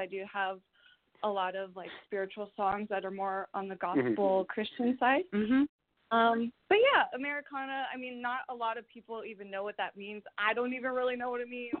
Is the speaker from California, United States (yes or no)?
yes; San Francisco Bay Area, California, United States; I was born and raised in the San Francisco Bay Area, so I've been here all my life